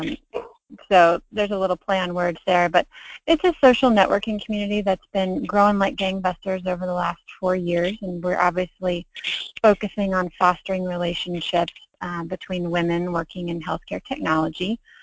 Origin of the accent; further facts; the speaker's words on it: Snellville, Georgia, United States; also born or lived in Pensacola, Florida / Athens, Georgia; I was born in Pensacola, Florida, and I was raised in the Atlanta suburbs of Stone Mountain and Snellville.